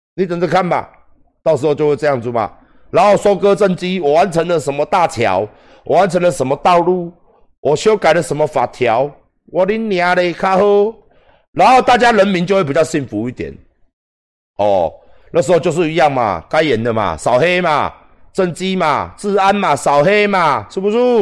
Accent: Taiwan; 我们台湾人能获到什么样的利益？

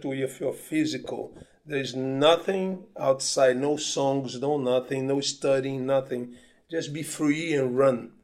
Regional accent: Petrópolis, Rio de Janeiro, Brazil; moved away; also born or lived in Bahia; I was born in Petropolis, which is a small town in the mountains of Rio in Brazil.

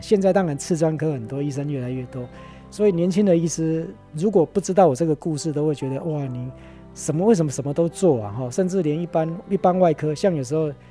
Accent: Tainan, Taiwan; moved away as an adult; also born or lived in Taipei / Kaohsiung; 我是在台南出生

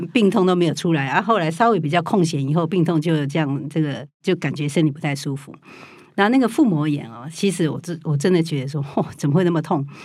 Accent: Taiwan; 我们台湾人

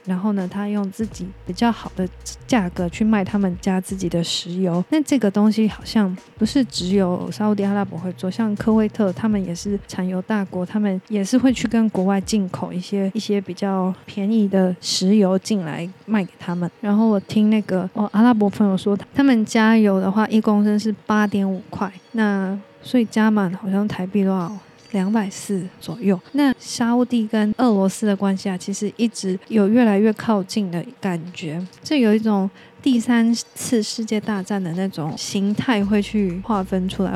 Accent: Taiwan; 我们台湾人

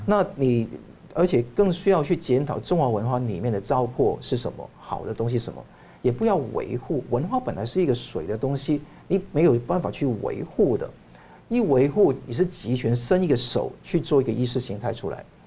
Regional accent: Hong Kong; 我在香港长大，那我也受到两个文化的洗礼嘛

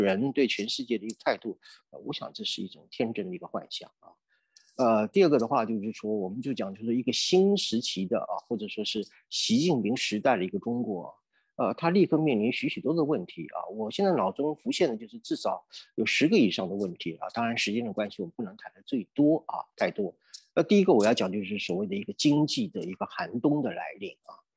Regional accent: Taiwan; 我们台湾人

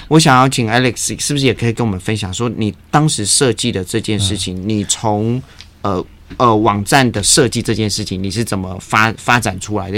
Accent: Tainan, Taiwan; 我出生的地方，台南

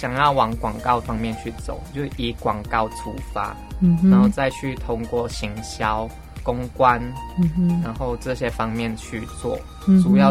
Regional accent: Malaysia; now in Taiwan; 对，现在我跟一个台湾的不认识的人去说话，他会以为说，他就以为我是台湾人这样。哦，我就说我是马来西亚。

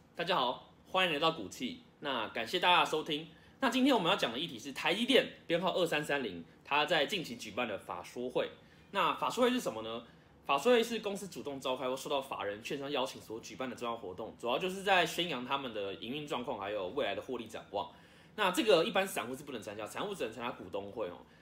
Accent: Taiwan; 所以我很期待这件事可以成功，身为台湾人哦。

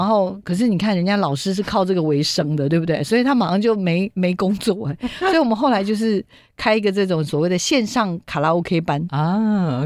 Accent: Taiwan; 我们台湾

